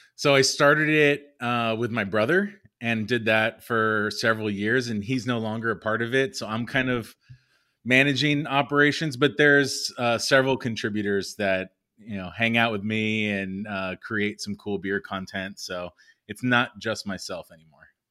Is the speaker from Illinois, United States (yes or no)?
no; Los Angeles, California, United States; also born or lived in San Diego; I'm born and raised in the San Fernando Valley, so Valley boy